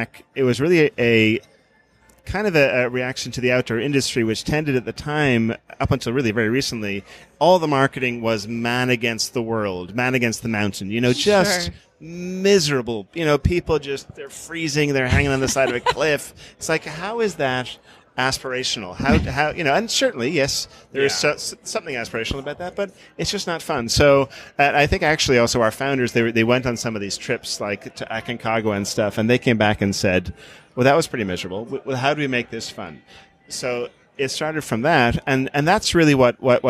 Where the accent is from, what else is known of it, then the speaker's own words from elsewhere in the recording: Ireland; moved away; I grew up in Ireland